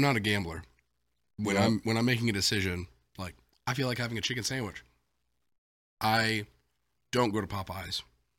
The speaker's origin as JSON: {"language": "English", "town": "Ridgeland", "region": "Mississippi", "country": "United States", "tie": "born or raised there", "said": "I grew up in Ridgeland."}